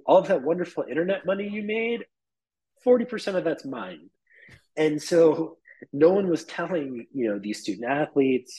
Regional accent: New York, United States; I'm a New Yorker through and through

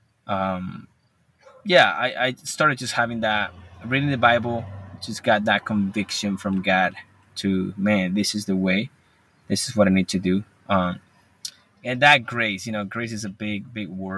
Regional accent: Colombia; English is a second language; now in Marshalltown, United States; I'm from Colombia. We live in America.

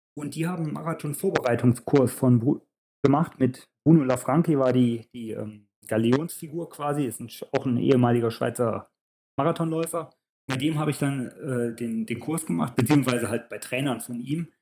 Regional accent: Leichlingen, North Rhine-Westphalia, Germany; moved away as an adult; also born or lived in Leverkusen / Switzerland; now in Nänikon, Switzerland; ich bin gebürtig aus Leverkusen, bin aber in Leichlingen aufgewachsen

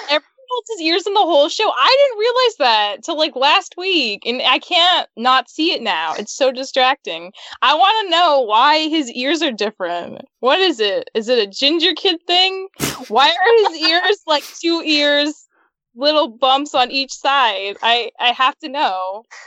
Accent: Utah, United States; I grew up in Utah

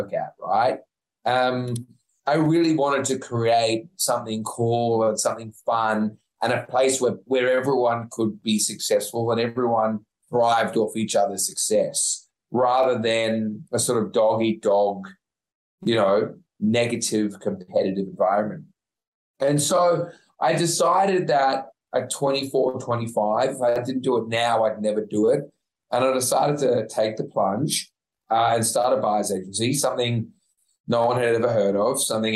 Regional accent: Sydney, New South Wales, Australia; I was from the North Shore of Sydney.

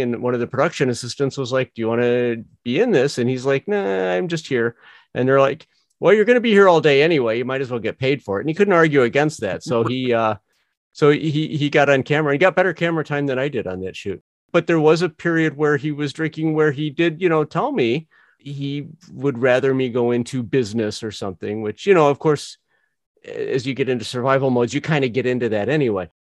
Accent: Northwest Indiana, United States; also born or lived in Joliet, Illinois; I was born in Joliet, raised in Northwest Indiana. So very Midwest, extremely Midwest

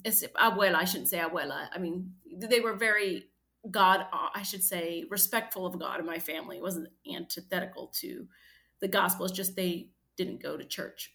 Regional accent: United States; I grew up in American poverty

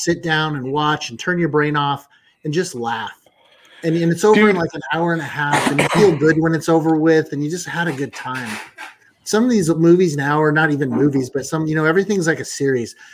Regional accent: Kansas City, Missouri, United States; I'm from Kansas City

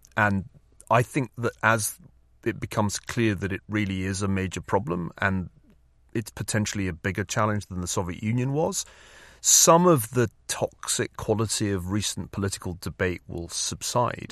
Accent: Glasgow, Scotland, United Kingdom; now in California, United States; saw enough of the proletariat growing up in Glasgow

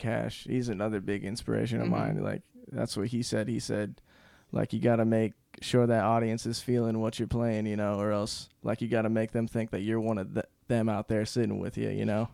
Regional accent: United States; I'm American. American singer-songwriter.

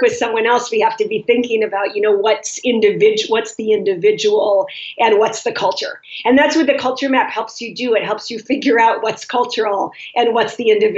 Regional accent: Minnesota, United States; also born or lived in Southeast Asia / Southern Africa / France; now in Paris, France; I'm American, as I think you can tell from my accent. I was raised in Minnesota, in a very monocultural place

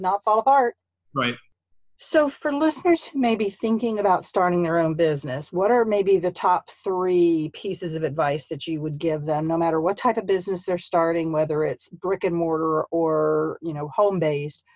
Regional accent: St. Petersburg, Florida, United States; also born or lived in Columbus, Georgia / Midwest / Marianna, Florida; now in Tallahassee, United States; I'm from St. Petersburg

